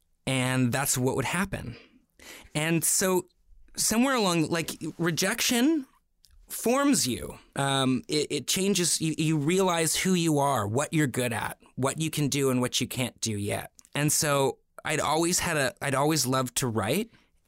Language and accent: English; Toronto, Ontario, Canada; You know, I grew up in Toronto around artists, theater makers, painters, you know, people from all walks of life.